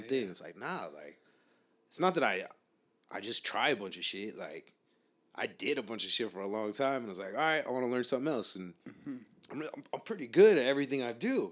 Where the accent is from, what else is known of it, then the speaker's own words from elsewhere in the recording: Long Beach, California, United States; now in East Los Angeles, United States; I grew up in Long Beach where everybody's just like, gotta be cooler than the next person